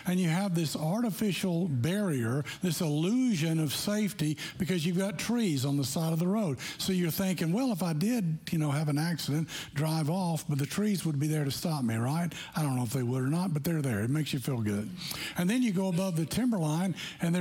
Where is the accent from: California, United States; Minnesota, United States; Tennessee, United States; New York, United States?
Tennessee, United States; we grew up in Tennessee